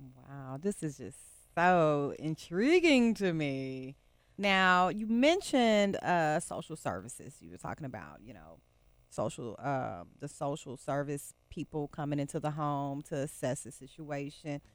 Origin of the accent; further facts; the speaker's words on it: Texas, United States; now in Memphis, United States; growing up in Texas, my mom married this guy